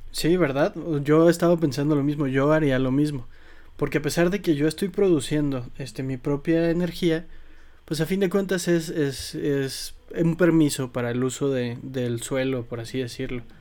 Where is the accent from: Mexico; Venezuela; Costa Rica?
Mexico; como mexicano